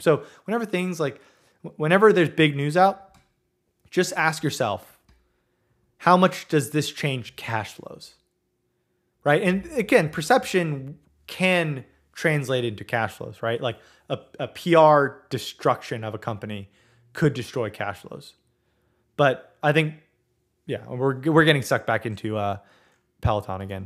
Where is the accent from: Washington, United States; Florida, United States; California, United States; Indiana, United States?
California, United States; Southern; I grew up in Southern California